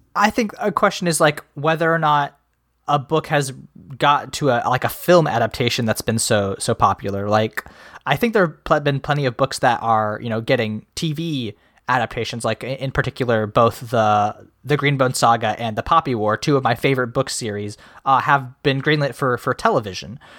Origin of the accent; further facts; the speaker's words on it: Midwest, United States; as a Midwesterner